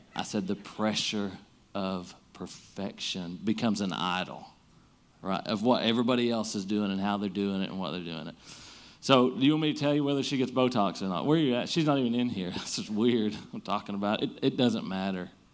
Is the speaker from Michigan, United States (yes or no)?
no; Eastern Kentucky, United States; we grew up in Eastern Kentucky, most of us are in the Bible Belt